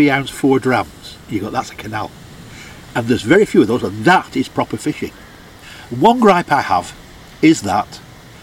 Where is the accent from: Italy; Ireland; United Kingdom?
United Kingdom; England; I'm an Englishman and proud to be English